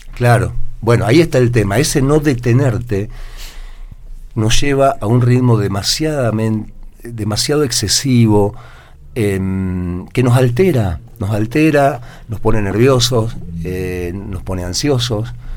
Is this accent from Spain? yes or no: no; Argentina; also born or lived in Córdoba; como sociedad argentina